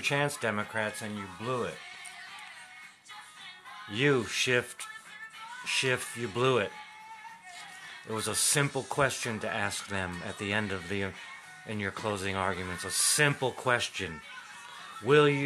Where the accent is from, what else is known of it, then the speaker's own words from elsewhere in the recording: United States; I was raised in Middletown, America